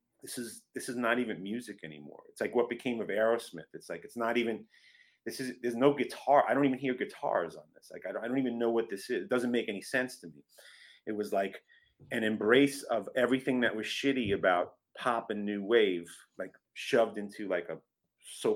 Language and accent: English; Long Island, New York, United States; also born or lived in Brooklyn; I was born in Brooklyn, but then we moved out to Long Island when I was about 3 years old